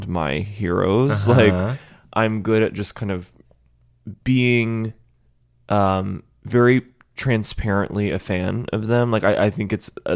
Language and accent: English; Nashville, Tennessee, United States